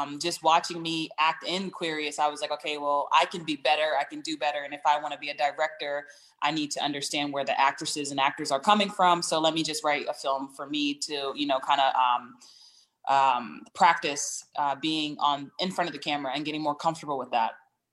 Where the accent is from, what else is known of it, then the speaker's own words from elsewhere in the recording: East Coast, United States; also born or lived in Connecticut; So I'm from the East Coast, all over the East Coast, DMV area, Connecticut in particular.